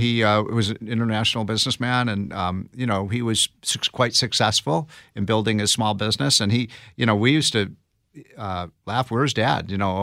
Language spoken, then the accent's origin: English; Illinois, United States; I grew up in the North Shore area of Chicago, so we used to jump on the L.